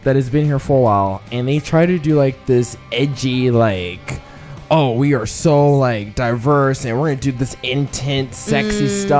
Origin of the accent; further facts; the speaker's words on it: Nashville, Tennessee, United States; now in Chicago, United States; I'm from Nashville.